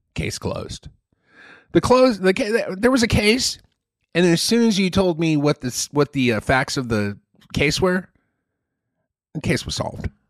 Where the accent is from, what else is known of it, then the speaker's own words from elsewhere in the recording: Malaysia; moved away as an adult; that's the Malaysian pronunciation, and I grew up in Malaysia most of my you know childhood and early adulthood.